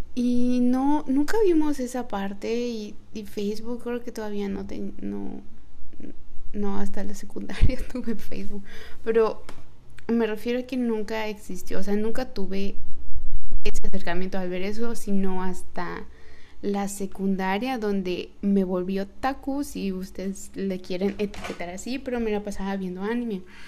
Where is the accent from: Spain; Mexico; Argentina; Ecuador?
Mexico; Yucatán; soy mexicana, yucateca